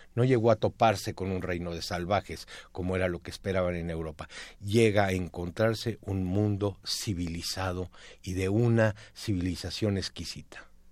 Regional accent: Mexico; como mexicanos

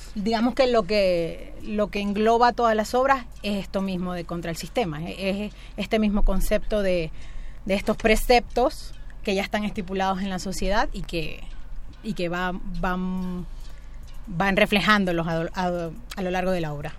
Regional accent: Maracaibo, Zulia, Venezuela; moved away as an adult; now in Mexico; yo soy venezolana y bueno, desde que tengo 16 años, ahorita tengo 35, este, estoy haciendo teatro en, Maracaibo, en mi ciudad

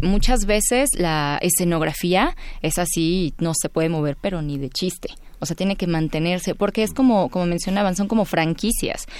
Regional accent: Puebla, Mexico; also born or lived in Veracruz; Soy de Veracruz, aunque residí en Puebla desde los cinco años. Soy de corazón poblano

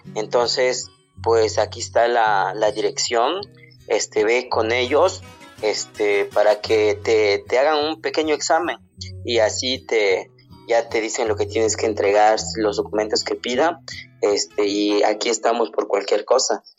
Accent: a village in Oaxaca, Mexico; first language Zapotec; Spanish is a second language; moved away as an adult; also born or lived in Mexico City; no hablo bien el español, mi lengua materna es el zapoteco

